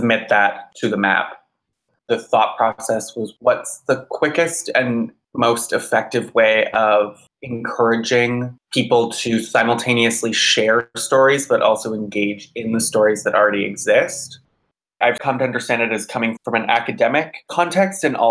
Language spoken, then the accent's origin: English; Georgetown, Ontario, Canada; moved away as an adult; now in Montreal, Canada; I grew up in Georgetown, Ontario